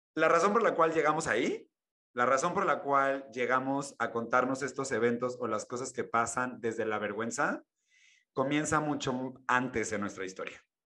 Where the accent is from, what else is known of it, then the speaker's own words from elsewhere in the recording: Mexico; soy mexicano